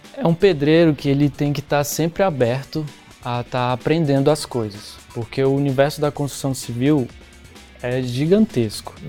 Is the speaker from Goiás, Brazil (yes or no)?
yes; São João d'Aliança, Goiás, Brazil; Eu sou de São João da Aliança, o portal da Chapada dos Veadeiros, Goiás.